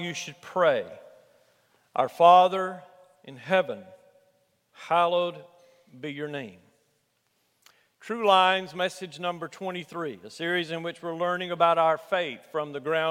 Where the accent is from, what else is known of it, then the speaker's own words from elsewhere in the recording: Alabama, United States; where I grew up in Alabama